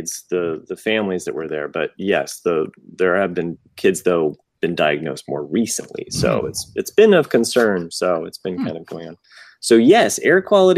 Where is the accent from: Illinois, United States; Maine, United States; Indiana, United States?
Indiana, United States; Franklin; my hometown here, Franklin, Indiana